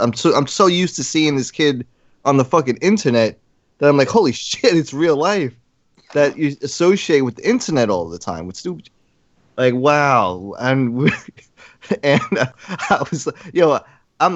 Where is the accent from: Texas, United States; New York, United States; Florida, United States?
New York, United States; New York City; I'm from New York